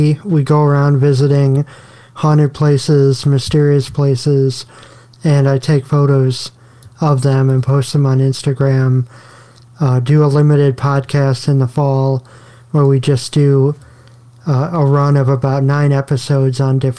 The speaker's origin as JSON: {"language": "English", "region": "Illinois", "country": "United States", "also_born_or_lived": "New York", "moved": "as an adult", "lives_now": "Virginia, United States", "said": "I'm from Illinois originally."}